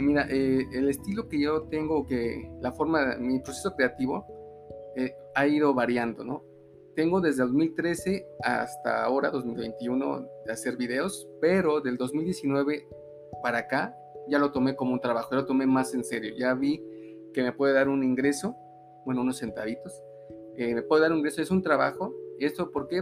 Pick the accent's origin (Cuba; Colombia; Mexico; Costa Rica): Mexico; Mexico City; moved away as an adult; now in Aguascalientes, Mexico; soy hidrochilango. Eh, me vine sin ninguna razón de la Ciudad de México